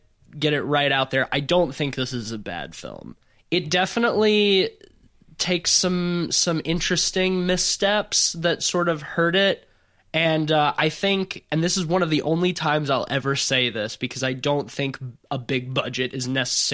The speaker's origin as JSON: {"language": "English", "town": "Fairhope", "region": "Alabama", "country": "United States", "tie": "born or raised there", "said": "my hometown of Fairhope, Alabama"}